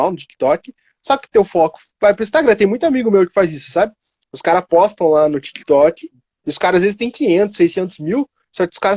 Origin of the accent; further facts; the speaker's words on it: Cotia, São Paulo, Brazil; Eu sou daqui de Cotia.